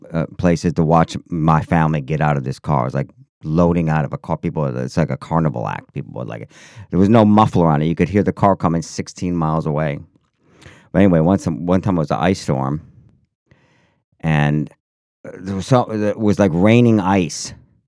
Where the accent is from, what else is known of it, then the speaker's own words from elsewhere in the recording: Syracuse, New York, United States; Yeah, well, when I was a kid growing up in Syracuse, New York... In the snow belt, it was pretty damn cold, always cold in the winter, especially.